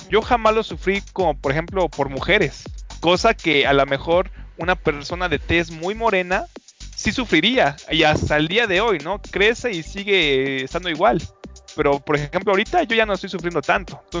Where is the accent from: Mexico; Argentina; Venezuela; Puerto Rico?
Mexico; comienza a decir que así somos los mexicanos